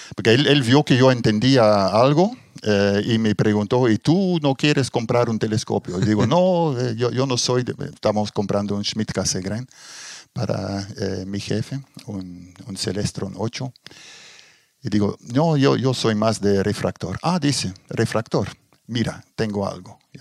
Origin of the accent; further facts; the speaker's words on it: Belgium; moved away as an adult; also born or lived in Brazil / Germany / Middle East; now in Chile; salí de Bélgica. Bélgica en ese momento muy poca posibilidad de, trabajar para mí o para gente con mi formación y emigré a Brasil